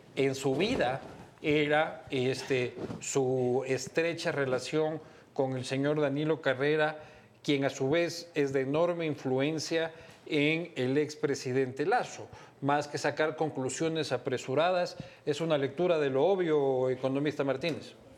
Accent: Ecuador; como ecuatorianos

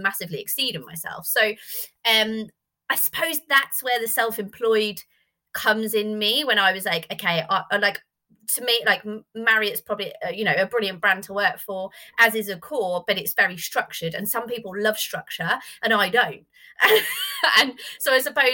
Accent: Norwich, East of England, United Kingdom; moved away as an adult; also born or lived in Yorkshire / Birmingham; I'm from Norwich.

